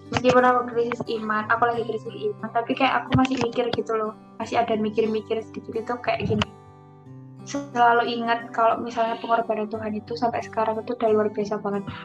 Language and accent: Indonesian; Sidoarjo, East Java, Indonesia; Iya, uh, Sidoarjo Jawa Timur. Sebelahnya Surabaya.